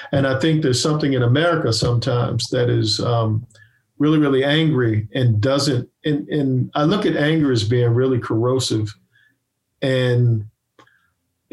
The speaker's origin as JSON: {"language": "English", "town": "Annapolis", "region": "Maryland", "country": "United States", "also_born_or_lived": "Baltimore, Maryland", "said": "I come from Annapolis, Maryland"}